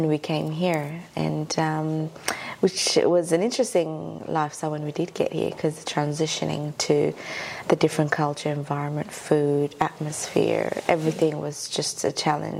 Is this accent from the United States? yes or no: no; Ethiopia; now in Australia; I'm from Ethiopia. Also Ethiopian Eritrean. My mum's Eritrean and my father's Ethiopian.